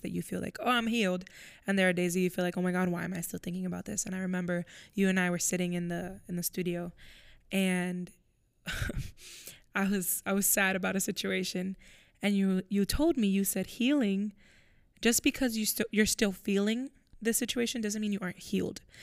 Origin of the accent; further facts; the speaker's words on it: Florida, United States; moved away as an adult; now in Pennsylvania, United States; I, I'm from Florida, so I'm moving to Pennsylvania.